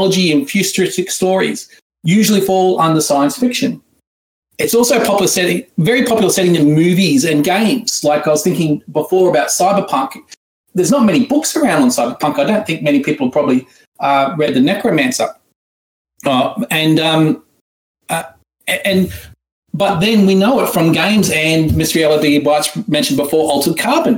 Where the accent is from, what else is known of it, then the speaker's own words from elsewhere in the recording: Australia; accent: Australian; my horrible ancient Egyptian accent into an Australian one. If in case you were wondering, that's where I'm from